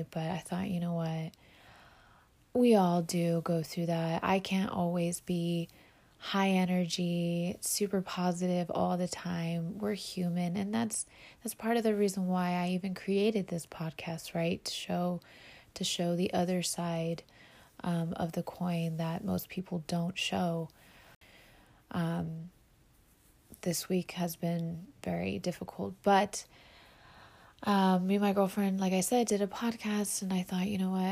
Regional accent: Orange County, California, United States; born and raised in Orange County, California

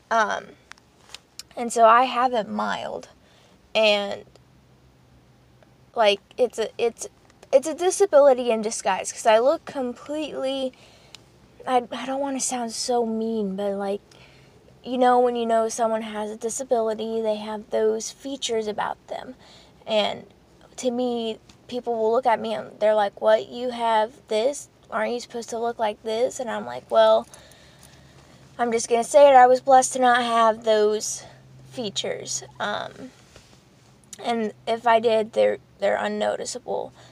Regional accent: Poland; born there; first language Polish; English is a second language; And as you know from the first video, I was born in Poland and that I had a speech and language um, not uh, disability pretty much. And it's only because I would switch from uh, Polish, fluent Polish to English when I was speaking.

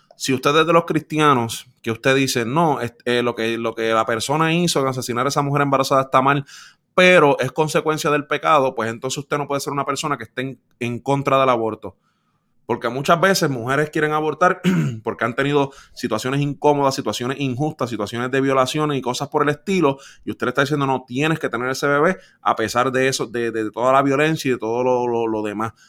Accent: Puerto Rico; viviendo y creciendo en Puerto Rico por 27 años

